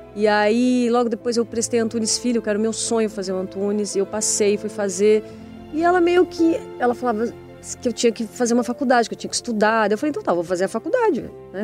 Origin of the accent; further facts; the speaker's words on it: Bauru, São Paulo, Brazil; moved away; Eu sou do interior de São Paulo. Eu vivia em Bauru e eu sempre fiz teatro desde criança